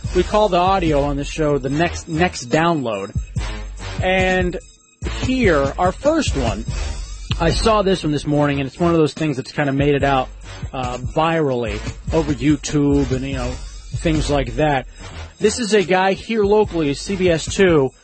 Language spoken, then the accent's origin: English; Texas, United States; moved away; also born or lived in Florida; growing up in Texas